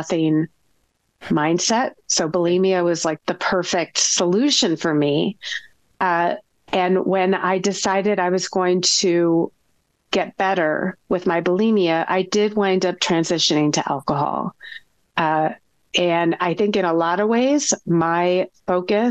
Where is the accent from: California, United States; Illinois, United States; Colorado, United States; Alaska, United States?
California, United States; Bay Area; I grew up in the Bay Area, born and raised.